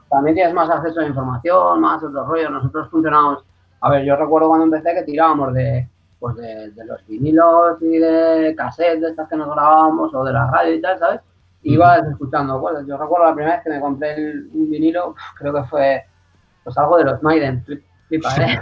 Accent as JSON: {"language": "Spanish", "town": "Teruel", "region": "Aragon", "country": "Spain", "said": "yo soy muy de mi tierra"}